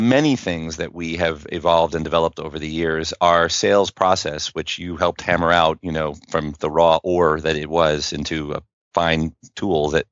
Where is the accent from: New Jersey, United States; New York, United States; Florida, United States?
New York, United States; Westchester County; moved away as an adult; also born or lived in Connecticut; now in St. Louis, United States; I come from New York originally. I was from Westchester County, the first county north of the city, sort of a New England boy, born and raised